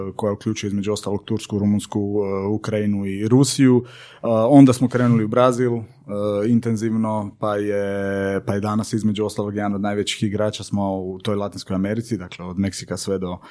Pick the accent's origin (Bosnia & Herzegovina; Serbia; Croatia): Croatia; Senj, Lika-Senj County; moved away; also born or lived in Paris; ja sam ovaj, e, odrastao u Senju